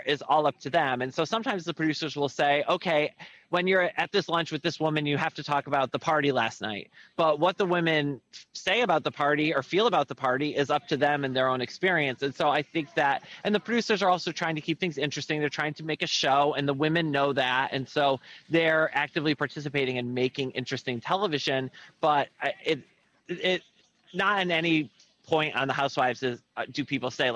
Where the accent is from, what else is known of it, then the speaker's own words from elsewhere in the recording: United States; moved away as an adult; now in London, United Kingdom; I am an American. I just live here